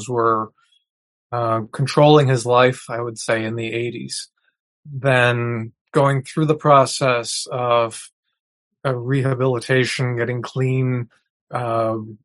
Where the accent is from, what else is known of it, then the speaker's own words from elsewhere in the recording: New Brunswick, Canada; I grew up in New Brunswick, which shares a border with Maine.